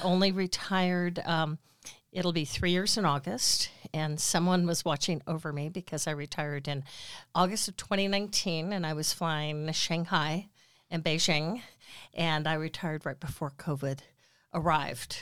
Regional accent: Sparks, Nevada, United States; also born or lived in Bay Area, California; I grew up here in Sparks. I've lived in Sparks actually fifty-eight out of my sixty-eight years.

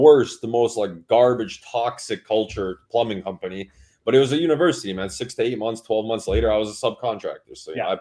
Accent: Toronto, Ontario, Canada; moved away; I'm a Raptors fan. I have to be. I'm from Toronto

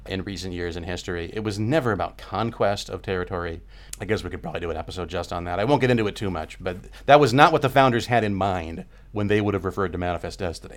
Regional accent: California, United States; I'm from California, you know, we're way out on the West Coast here

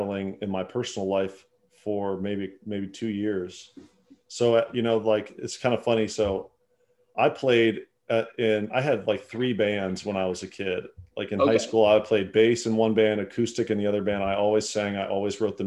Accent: South Dakota, United States; also born or lived in Minneapolis / Iowa; now in Nashville, United States; I'm from South Dakota

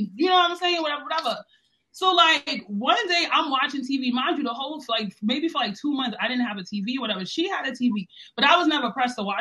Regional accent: New York City, New York, United States; I'm from the Bronx, New York

